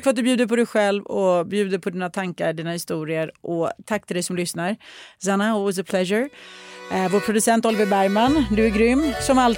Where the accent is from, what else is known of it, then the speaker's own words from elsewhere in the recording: Sweden; som svensk sticker det här i ögonen och känns konstigt. Som finsk gjorde det också och det höll inte